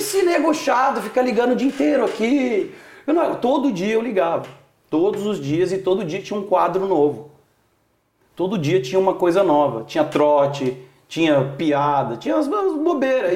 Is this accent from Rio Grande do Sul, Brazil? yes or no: no; Itanhandu, Minas Gerais, Brazil; moved away as an adult; also born or lived in São Paulo; Itanhandu, Minas Gerais. Ok. Sul de Minas.